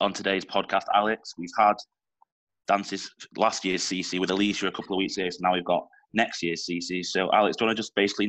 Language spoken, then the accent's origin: English; Manchester, North West England, United Kingdom; accent: Manchester; you just got my Manchester accent.